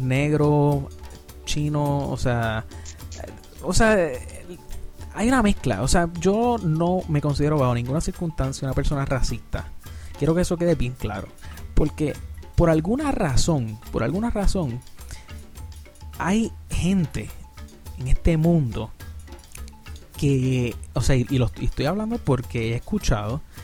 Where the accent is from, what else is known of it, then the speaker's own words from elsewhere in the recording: Puerto Rico; Yo soy de Puerto Rico